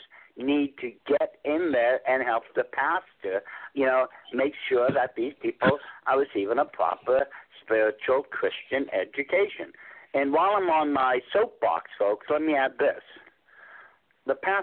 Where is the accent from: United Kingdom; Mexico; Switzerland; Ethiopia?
United Kingdom; England; I'm from Europe. You know, I'm from England.